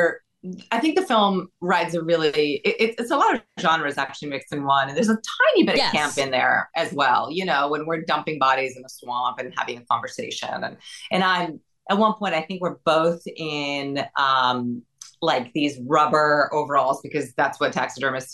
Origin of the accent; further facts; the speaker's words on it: Brazil; I'm from Brazil.